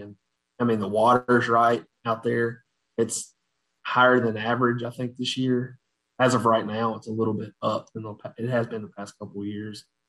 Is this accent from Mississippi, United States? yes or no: yes; Batesville, Mississippi, United States; I was born in a town called Batesville, or that's where I grew up, Batesville, Mississippi